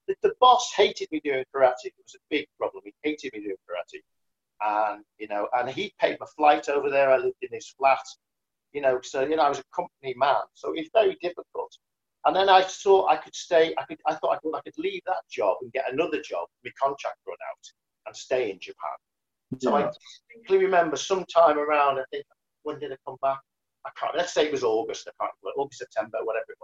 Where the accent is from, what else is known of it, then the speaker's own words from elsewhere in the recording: Liverpool, North West England, United Kingdom; moved away; I ran away from Liverpool. You know, I came from a background where no one did anything like